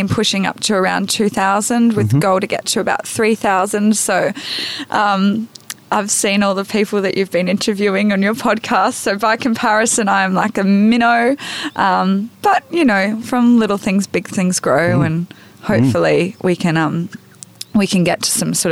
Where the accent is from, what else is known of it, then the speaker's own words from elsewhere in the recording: Brisbane, Queensland, Australia; accent: Australian; now in Arrowtown, New Zealand; I grew up in Brisbane